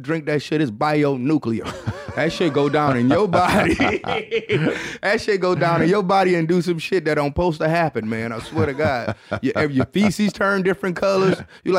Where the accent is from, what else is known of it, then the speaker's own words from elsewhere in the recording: Florida, United States; I'm from Florida where white people... shit is fucking with alligators.